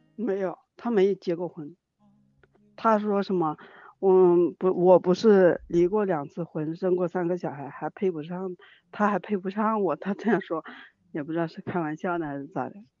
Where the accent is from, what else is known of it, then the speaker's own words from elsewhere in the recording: Jiangxi, China; 我是江西的